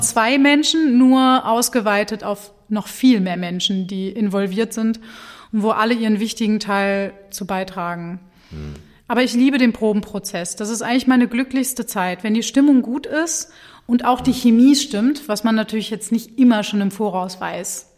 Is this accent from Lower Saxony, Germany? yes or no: yes; Hanover, Lower Saxony, Germany; moved away as an adult; also born or lived in Berlin / Munich / Mannheim; now in Wuppertal, Germany; ich komme aus Hannover